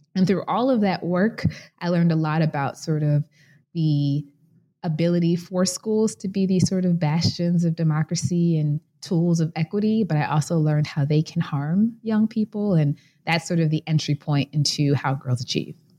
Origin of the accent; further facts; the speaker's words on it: Chicago, Illinois, United States; I was born and raised in Chicago, Illinois